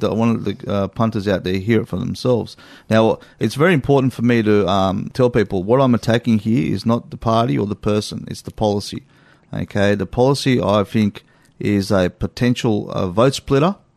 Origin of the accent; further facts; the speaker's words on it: Australia; I'm an Australian